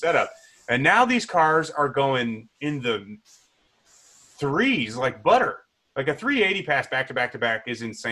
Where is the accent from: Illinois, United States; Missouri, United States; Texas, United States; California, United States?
Illinois, United States; Chicago suburbs; also born or lived in Wayne, Illinois; I grew up in the Chicago Burbs.